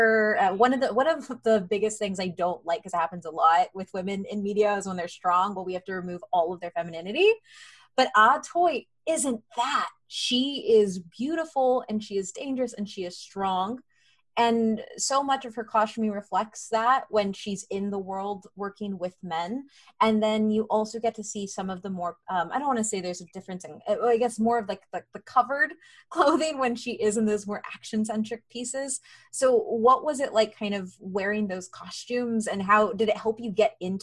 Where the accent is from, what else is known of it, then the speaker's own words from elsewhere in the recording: United States; I'm Mexican American